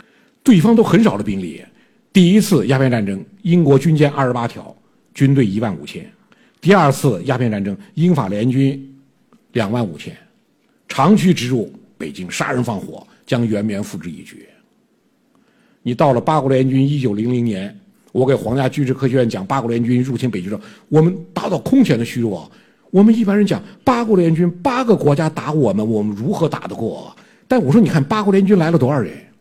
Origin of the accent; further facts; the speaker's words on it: China; 我们中国人，我们近代以来，我们近代的中国历尽苦难